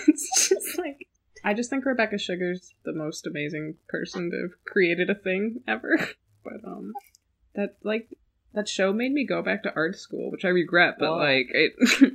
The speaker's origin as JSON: {"language": "English", "region": "Michigan", "country": "United States", "said": "I'm from Michigan. I can't pronounce T's that. Enunciate them that well."}